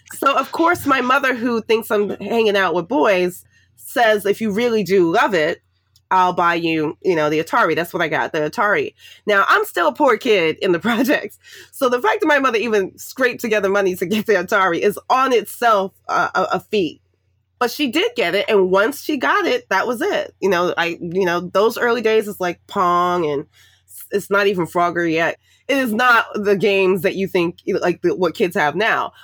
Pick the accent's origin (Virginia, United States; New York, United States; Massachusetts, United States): New York, United States; New York City; moved away as an adult; also born or lived in Washington, D.C. area; I grew up in the projects in Harlem and the Bronx, um, New York City.